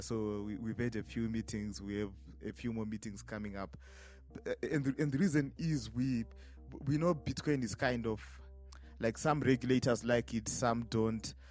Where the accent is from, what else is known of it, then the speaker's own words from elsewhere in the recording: Harare, Zimbabwe; I'm from Harare, Zimbabwe.